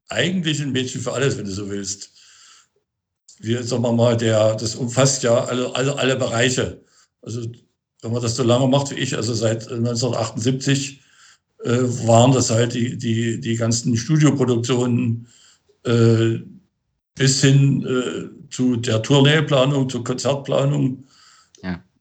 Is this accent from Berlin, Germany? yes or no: yes; Berlin, Germany; Ja, ich bin gerade in Potsdam. Das hat, hat ein bisschen was mit der Corona-Situation zu tun. Eigentlich bin ich ja Berliner.